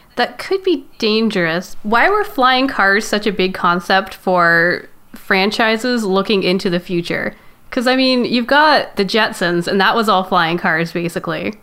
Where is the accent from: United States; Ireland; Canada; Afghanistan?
Canada; I'm Canadian